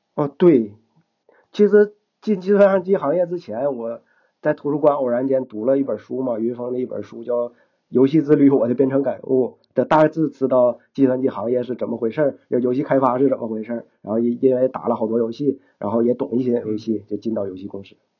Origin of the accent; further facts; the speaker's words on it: Shenyang, Liaoning, China; accent: Northeastern; moved away as an adult; now in Dalian, China; 我是沈阳人